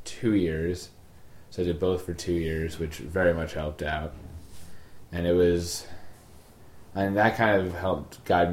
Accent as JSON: {"language": "English", "town": "Smithtown", "region": "New York", "country": "United States", "tie": "born or raised there", "also_born_or_lived": "Mineola", "said": "I never actually lived in Mineola. My mother did. But I was I wasn't born in that. I was raised in Smithtown, I guess, after, like, the second day after I was born."}